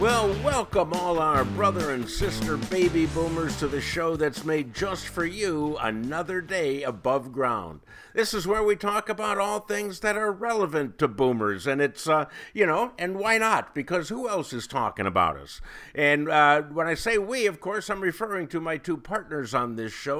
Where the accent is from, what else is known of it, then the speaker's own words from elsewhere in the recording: Cleveland, Ohio, United States; now in Illinois, United States; I grew up in Cleveland